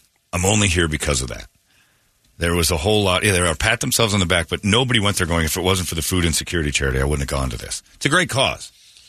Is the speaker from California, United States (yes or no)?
no; Mesa, Arizona, United States; Well, I'm from Mesa.